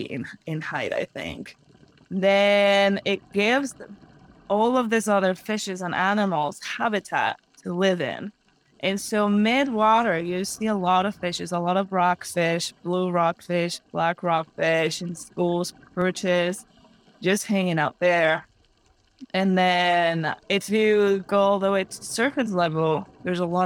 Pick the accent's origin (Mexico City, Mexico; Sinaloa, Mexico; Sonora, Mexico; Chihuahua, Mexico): Mexico City, Mexico; moved away; I'm native from Mexico. I was born and raised in Mexico City